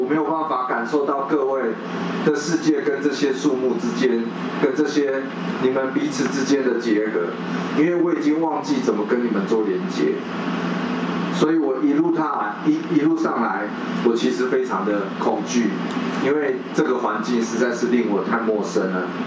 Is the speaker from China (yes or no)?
no; Taipei, Taiwan; 我出生在这片土地最北边的一个四面环山的一个，一个城市，人类称它叫台北市